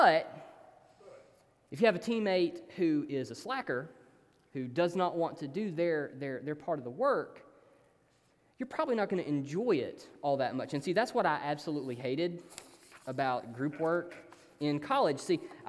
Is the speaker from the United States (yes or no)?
yes; Hayden, Alabama, United States; now in Tuscaloosa, United States; I'm from this really small town called Hayden